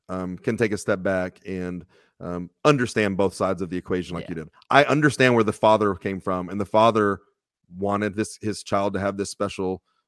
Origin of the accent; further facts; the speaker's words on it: Texas, United States; I got real lucky growing up in Texas.